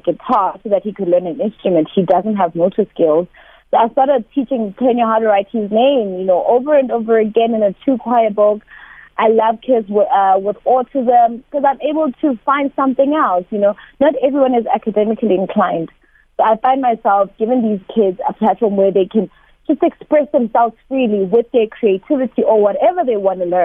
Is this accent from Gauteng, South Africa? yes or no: yes; Thokoza, Gauteng, South Africa; in a township. I'm from Togoza